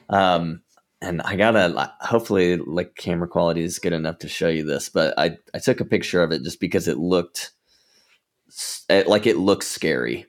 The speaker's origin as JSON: {"language": "English", "region": "Georgia", "country": "United States", "moved": "yes", "lives_now": "Southern California, United States", "said": "I'm from Georgia originally"}